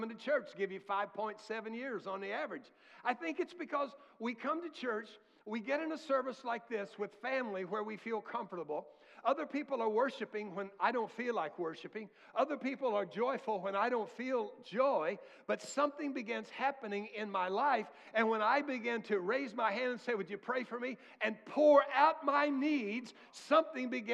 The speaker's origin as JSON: {"language": "English", "country": "United States", "tie": "born or raised there", "said": "I was born in America, not in a third world country"}